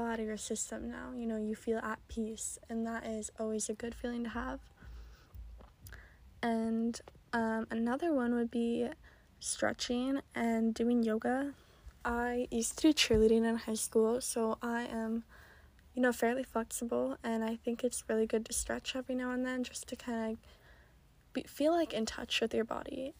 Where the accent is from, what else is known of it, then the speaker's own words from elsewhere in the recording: Oregon, United States; moved away; I'm originally from Oregon